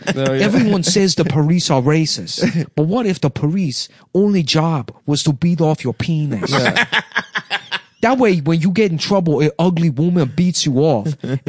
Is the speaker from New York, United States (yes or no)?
yes; Syracuse, New York, United States; I was born and raised in Syracuse.